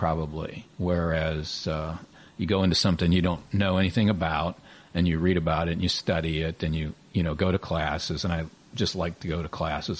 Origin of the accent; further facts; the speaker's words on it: Trafford, Pennsylvania, United States; I grew up in a real small town, Trafford, Pennsylvania.